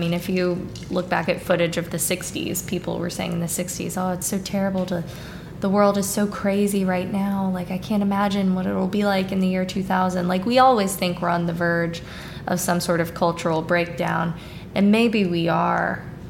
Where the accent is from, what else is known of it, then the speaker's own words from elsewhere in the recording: Hattiesburg, Mississippi, United States; accent: standard Midwestern; You know, I'm from here. I'm from Hattiesburg. But my accent, I would say, is pretty, like, standard Midwestern for the most part.